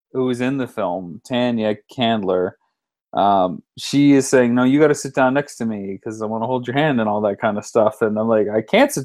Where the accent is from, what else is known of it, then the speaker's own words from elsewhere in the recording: London, Ontario, Canada; my hometown